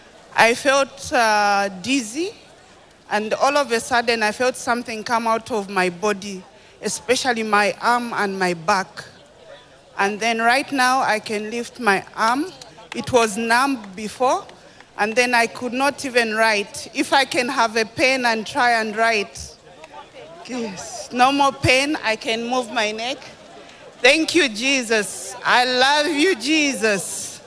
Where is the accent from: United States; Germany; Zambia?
Zambia; I come from Zambia.